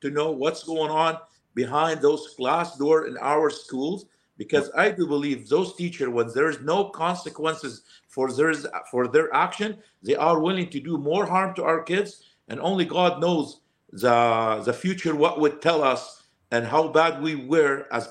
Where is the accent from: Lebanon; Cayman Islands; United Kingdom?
Lebanon; English is a second language; moved away as an adult; also born or lived in Alberta, Canada; now in Calgary, Canada; I came from Lebanon